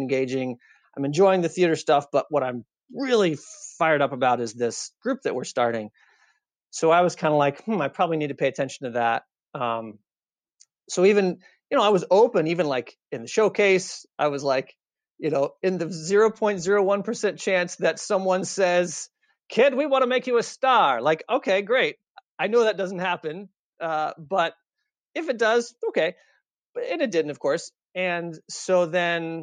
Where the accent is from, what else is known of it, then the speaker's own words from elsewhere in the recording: Austin, Texas, United States; moved away as an adult; also born or lived in Chicago; I grew up in Austin, Texas